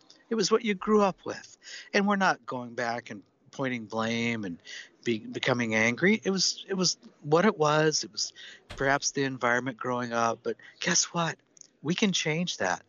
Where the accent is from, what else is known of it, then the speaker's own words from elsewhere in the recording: Seattle, Washington, United States; I'm from Seattle